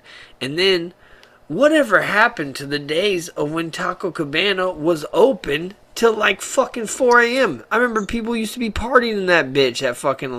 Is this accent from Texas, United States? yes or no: yes; Texas, United States; It's like, I'm from Texas, I bleed Buc-ee's and I fucking shit Whataburger